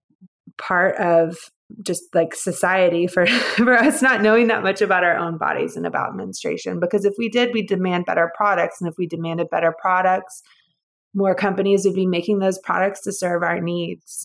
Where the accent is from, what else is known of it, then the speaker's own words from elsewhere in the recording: Georgia, United States; moved away as an adult; also born or lived in San Francisco; I'm originally from Georgia